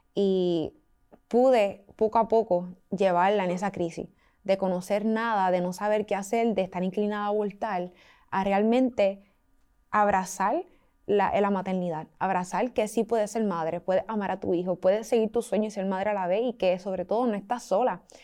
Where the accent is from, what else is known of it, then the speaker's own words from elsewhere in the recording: Puerto Rico; somos de Puerto Rico, la isla del encanto